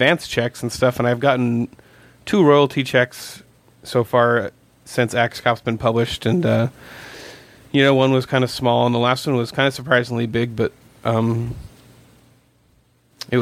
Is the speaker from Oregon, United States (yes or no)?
yes; Coos Bay, Oregon, United States; now in Los Angeles, United States; my hometown, Coos Bay